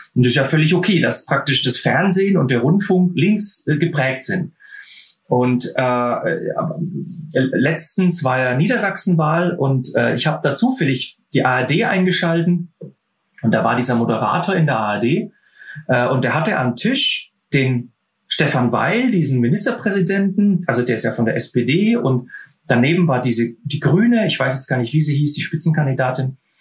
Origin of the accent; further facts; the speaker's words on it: Germany; bei uns in Deutschland